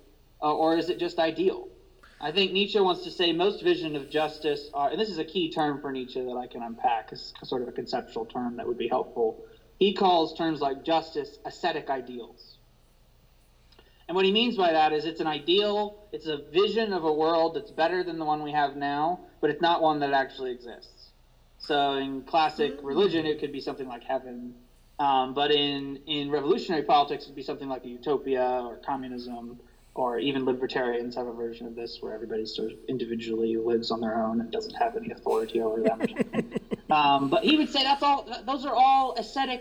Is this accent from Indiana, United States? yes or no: yes; Indiana, United States; I'm from Indiana